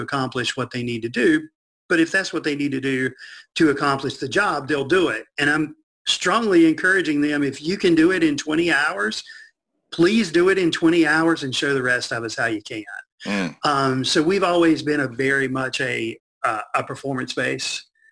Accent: Burlington, North Carolina, United States; I grew up right outside of Burlington, kind of in between Greensboro and Raleigh

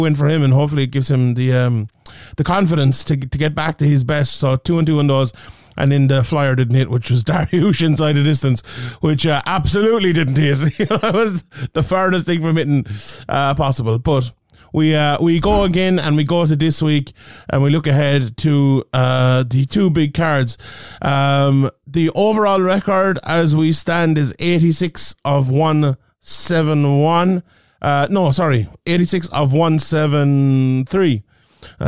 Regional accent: Ireland; my home country here of Ireland

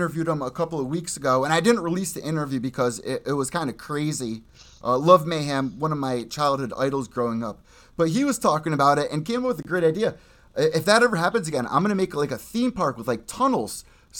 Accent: United States; I grew up in the Long Island Sound.

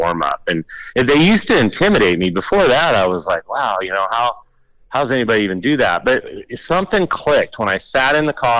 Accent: Sonoma, California, United States; I'm from Sonoma, you know, Santa Rosa, Sonoma, California is my home racetrack

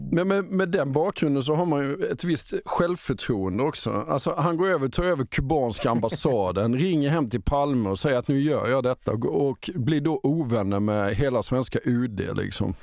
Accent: Sweden; blir man ju väldigt stolt som svensk

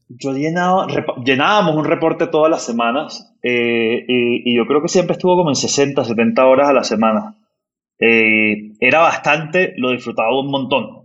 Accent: Barranquilla, Atlántico, Colombia; soy, soy barranquillero del, del norte de Colombia

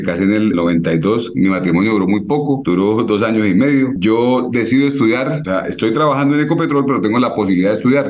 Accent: San Vicente de Chucurí, Santander, Colombia; now in Barrancabermeja, Colombia; soy de San Vicente, no soy de acá.

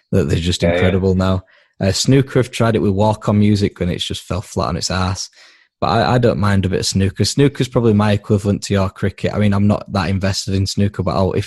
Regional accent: Yorkshire and the Humber, United Kingdom; we're both from Yorkshire.

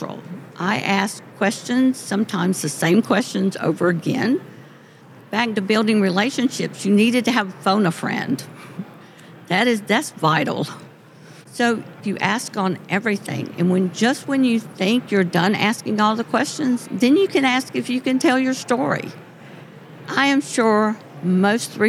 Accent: Lincolnton, Georgia, United States; I am from Lincolnton

